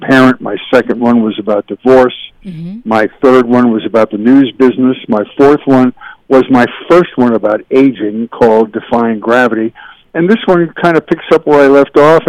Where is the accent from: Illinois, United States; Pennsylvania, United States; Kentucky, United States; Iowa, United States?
Pennsylvania, United States; Philadelphia; moved away as an adult; also born or lived in Syracuse, New York / Buffalo, New York; now in California, United States; I grew up in Philadelphia, Pennsylvania, suburban Philadelphia.